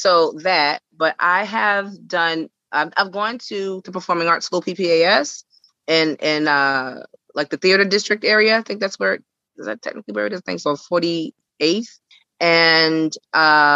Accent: New York City, New York, United States; I'm from Brooklyn, New York, Bed-Stuy, do or die Bed-Stuy

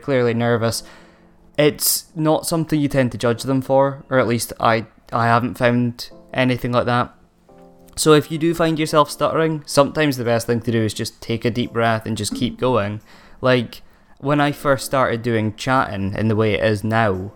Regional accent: Aberdeen, Scotland, United Kingdom; I'm from Aberdeen and we all speak really fast because it's cold up here

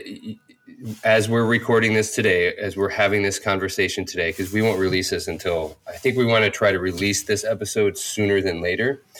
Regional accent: Lake George, New York, United States; moved away; Lake George, right, which is basically my hometown

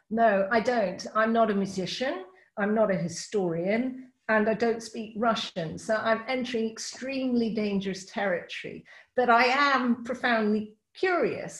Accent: United Kingdom; I'm British.

